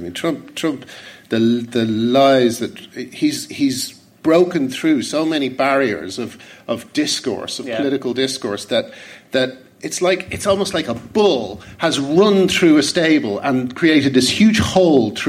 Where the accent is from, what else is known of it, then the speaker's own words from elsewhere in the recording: Ireland; I'm Irish